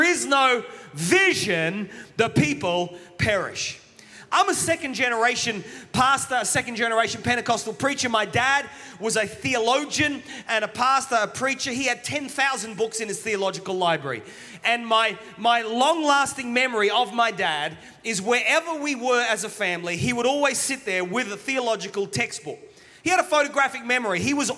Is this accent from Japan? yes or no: no; England, United Kingdom; now in Australia; Okay, I'm an Englishman, but I'm an Australian. My parents are Welsh.